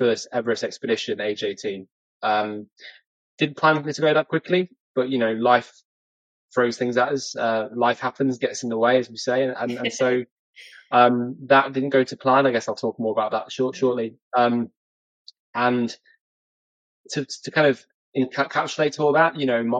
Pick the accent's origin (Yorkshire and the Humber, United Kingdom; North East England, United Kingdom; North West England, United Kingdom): North West England, United Kingdom; near Chester; now in Kendal, United Kingdom; I was brought up in a, you know, a small place near Chester called Kelso